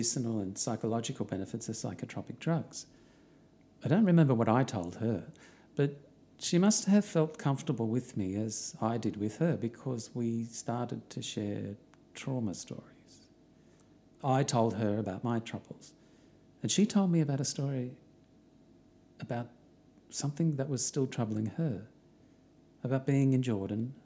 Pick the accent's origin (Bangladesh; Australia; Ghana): Australia; I'm from Australia